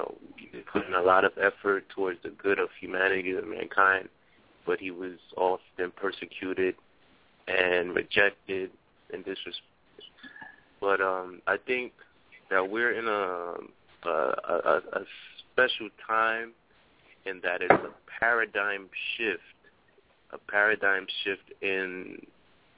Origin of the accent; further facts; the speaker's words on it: New York City, New York, United States; I'm from the Bronx